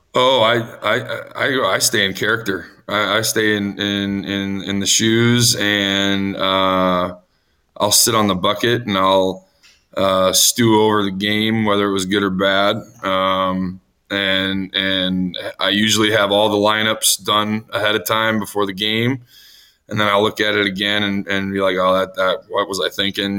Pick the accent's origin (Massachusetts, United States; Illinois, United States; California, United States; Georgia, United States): Illinois, United States; Chicago; I grew up in the Chicago area